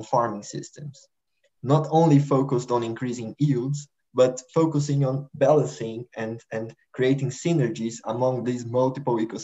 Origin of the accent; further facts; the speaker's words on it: Brazil; moved away as an adult; now in Netherlands; I am a researcher at Wageningen University, but I'm originally from Brazil